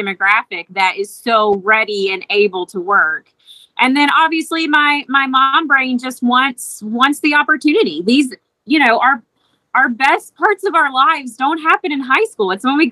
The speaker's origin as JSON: {"language": "English", "area": "Bracken County", "region": "Kentucky", "country": "United States", "tie": "born or raised there", "also_born_or_lived": "Mason County, Kentucky", "said": "I grew up in Bracken County, but went to school in Mason County, a private Catholic school."}